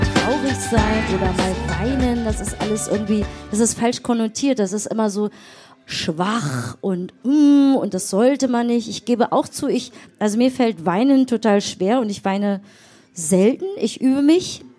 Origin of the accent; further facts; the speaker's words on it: Berlin, Germany; Wir sind ja richtige Berliner Pflanzen